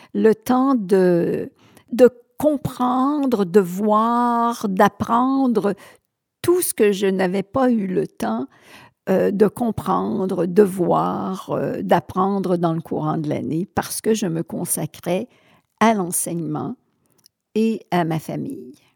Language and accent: French; Sherbrooke, Quebec, Canada; also born or lived in Thetford Mines; je suis née à Sherbrooke. Euh, j'ai vécu jusqu'à 20 ans à Sherbrooke